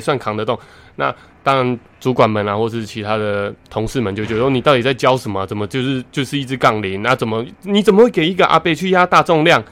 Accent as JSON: {"language": "Chinese", "town": "Taitung", "region": "Taitung County", "country": "Taiwan", "tie": "born or raised there", "said": "我是台东人啊，那我们台东的体育场啊，其实就是绕着那个台东大学体育系的系馆旁边"}